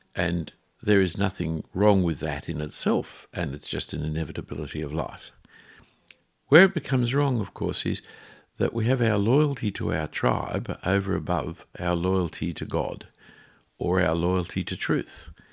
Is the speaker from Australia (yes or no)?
yes; Australia; I am an Australian